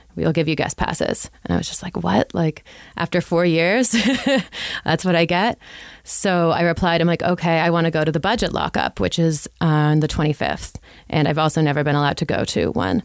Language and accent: English; Toronto, Ontario, Canada; also born or lived in Ottawa; I'm from Toronto.